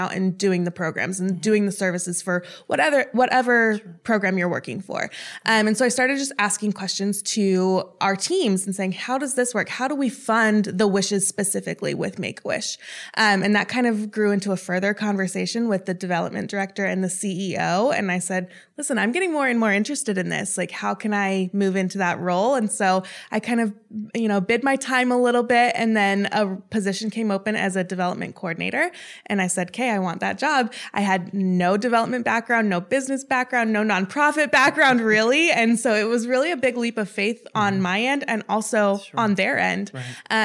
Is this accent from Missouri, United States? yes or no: no; Chicago, Illinois, United States; I moved around a lot. I call Chicago home just because that's where I went to high school